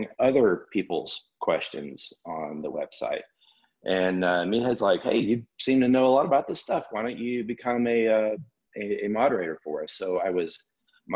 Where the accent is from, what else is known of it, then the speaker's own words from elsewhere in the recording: Alabama, United States; born and raised in Alabama, went to college at Auburn